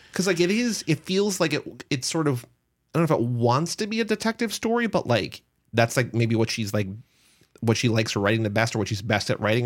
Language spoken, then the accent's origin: English; New Jersey, United States; we are two guys from New Jersey